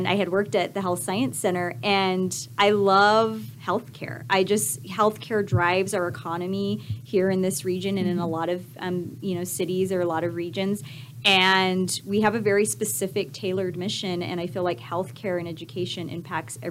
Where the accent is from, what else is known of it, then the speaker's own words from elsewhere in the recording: California, United States; also born or lived in Lubbock, Texas; now in El Paso, United States; I grew up in California in a close-knit family, Hispanic family